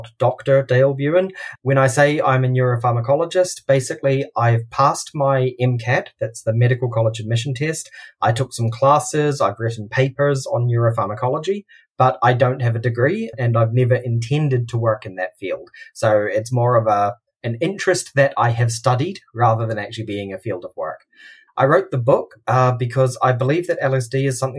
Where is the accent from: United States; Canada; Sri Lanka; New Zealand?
New Zealand; also born or lived in Australia; now in Germany; I'm a New Zealander originally.